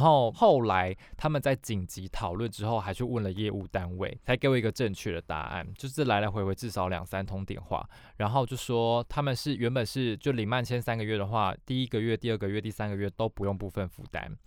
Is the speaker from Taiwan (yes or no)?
yes; Taiwan; 我们台湾人